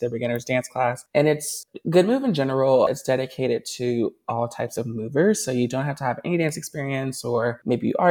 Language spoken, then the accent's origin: English; Nashville, Tennessee, United States; now in New York, United States; I am from Nashville. That's how I know Honor. We went to school together. We grew up together